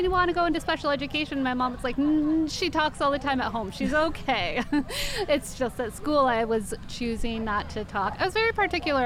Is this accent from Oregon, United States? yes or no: yes; Portland, Oregon, United States; I am from Portland, Oregon, and I'm writing children's books